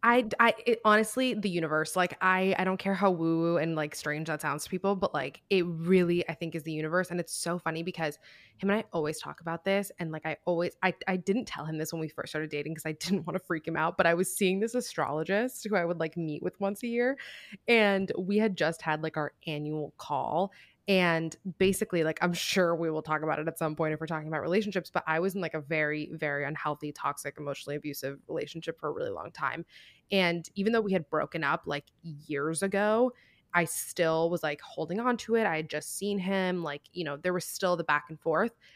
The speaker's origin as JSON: {"language": "English", "town": "Miami", "region": "Florida", "country": "United States", "also_born_or_lived": "New York", "moved": "as an adult", "said": "we're both from Miami"}